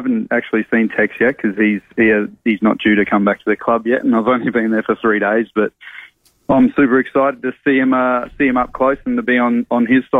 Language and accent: English; South Australia, Australia; moved away as an adult; given that I'm from South Australia and I've played interstate for so long.